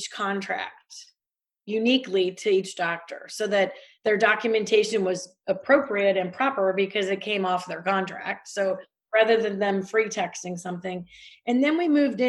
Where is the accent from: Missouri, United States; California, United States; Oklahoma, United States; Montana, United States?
Missouri, United States; I'm from Missouri